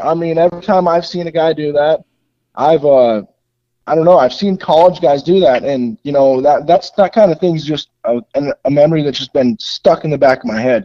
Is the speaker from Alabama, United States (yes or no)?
no; Utah, United States; that's my home state